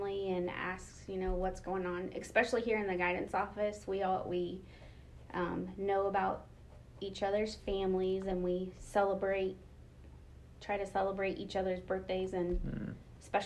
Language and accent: English; Mooresville, Indiana, United States; I grew up in Mooresville, Indiana, and went to Paul Hadley Middle School and Mooresville High School